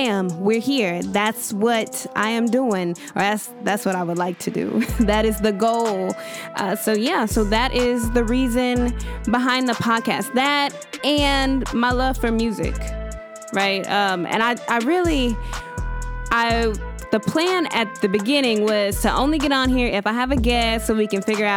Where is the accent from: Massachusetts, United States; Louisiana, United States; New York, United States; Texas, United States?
Texas, United States; Dallas; I am born and raised in Dallas, Texas. Been here all my life